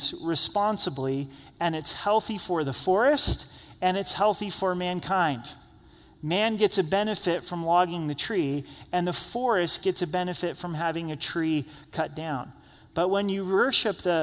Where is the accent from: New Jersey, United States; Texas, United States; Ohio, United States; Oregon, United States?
Oregon, United States; Southern; I grew up in Southern Oregon